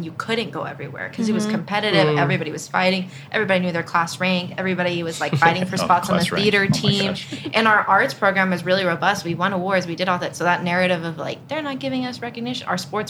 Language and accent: English; Texas, United States; I grew up incredibly religious. I'm from Texas. So small community